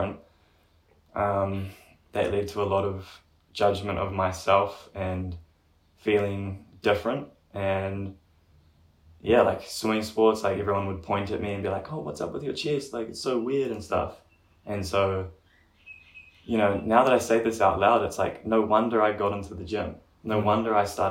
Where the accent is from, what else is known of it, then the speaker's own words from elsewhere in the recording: Gisborne, New Zealand; I'm from Gizzy, so Gisborne, east coast of New Zealand